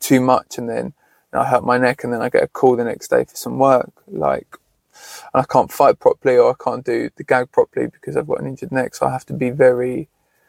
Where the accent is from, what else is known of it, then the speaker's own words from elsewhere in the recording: Horsham, South East England, United Kingdom; I grew up in Horsham, was a very white area